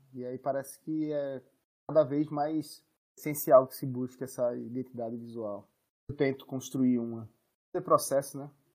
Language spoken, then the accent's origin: Portuguese; Northeast Region, Brazil; da nossa região